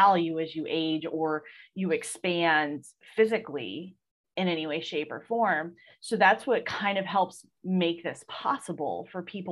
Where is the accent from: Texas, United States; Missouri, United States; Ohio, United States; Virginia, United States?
Ohio, United States; I'm from Ohio. So like Longa Burger baskets were a huge thing when I was growing up